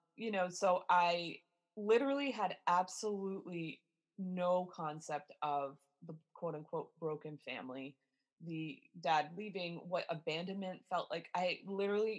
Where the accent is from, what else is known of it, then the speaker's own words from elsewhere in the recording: Warwick, Rhode Island, United States; I grew up in Warwick, which anybody who's familiar with Rhode Island, we are the smallest state in the United States